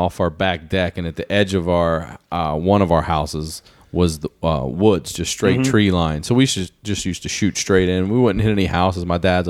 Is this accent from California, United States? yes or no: no; Maryland, United States; I'm from Maryland.